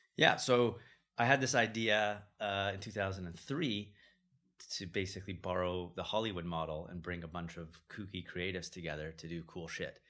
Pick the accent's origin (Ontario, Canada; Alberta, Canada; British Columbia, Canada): British Columbia, Canada; Vancouver; moved away as an adult; also born or lived in Jerusalem / San Francisco / Los Angeles / London; growing up in Vancouver